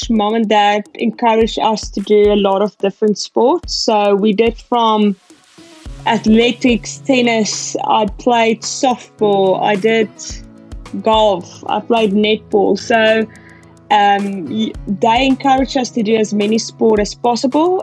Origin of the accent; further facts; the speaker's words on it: Pretoria, Gauteng, South Africa; moved away as an adult; also born or lived in East London, South Africa; now in Australia; I was born in East London. When I was about 2 years old, we moved up to Gauteng and to Pretoria. So that's where I went to primary school and high school